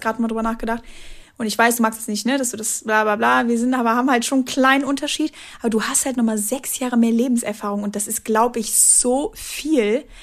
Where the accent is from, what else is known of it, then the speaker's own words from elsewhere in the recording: Dormagen, North Rhine-Westphalia, Germany; kleine Talkshow in meiner Hometown